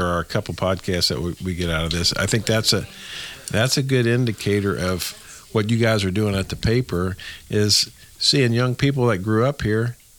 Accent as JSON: {"language": "English", "area": "Franklin County", "region": "Indiana", "country": "United States", "tie": "born or raised there", "also_born_or_lived": "Cincinnati / Northern Kentucky", "moved": "as an adult", "said": "my hometown paper that I grew up with, along with again what we're seeing, the investment in this community right here in little old Franklin County, Indiana"}